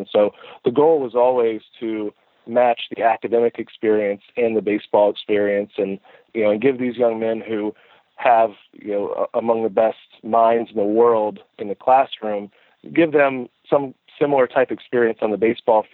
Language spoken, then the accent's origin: English; just outside of Tampa, Florida, United States; moved away as an adult; also born or lived in Kentucky / Pennsylvania / Texas; I grew up just outside of Tampa, Florida, and played high school baseball down there